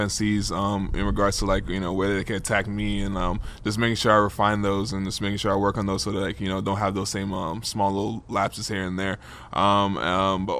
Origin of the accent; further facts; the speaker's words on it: New York City, New York, United States; I'm playing for my hometown team.